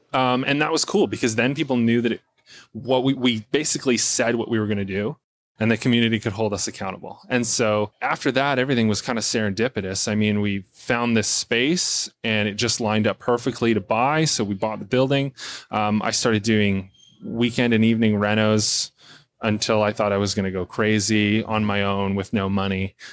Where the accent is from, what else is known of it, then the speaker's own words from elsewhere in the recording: Port Alberni, British Columbia, Canada; moved away as an adult; I wanted to move back to my hometown where I was born and raised